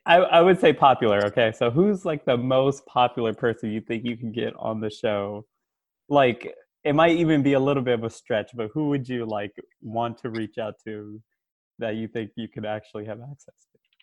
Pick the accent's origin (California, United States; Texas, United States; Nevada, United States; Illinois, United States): California, United States; Bay Area; also born or lived in Richmond, California; now in Davis, United States; Grew up in the Bay Area. I lived out in Richmond. Right now I'm living out in Davis